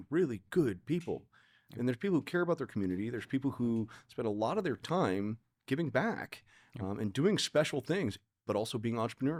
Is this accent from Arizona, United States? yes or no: yes; Tucson, Arizona, United States; now in Chicago, United States; I'm not from Chicago. {S1} Okay. {S0} Right? I came here from Tucson, Arizona.